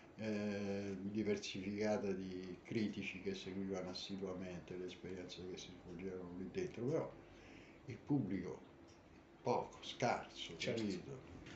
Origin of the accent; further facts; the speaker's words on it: Rome, Lazio, Italy; also born or lived in New York; approdato a Roma eh, non me la sentii di restare nella città, che poi è la mia città natale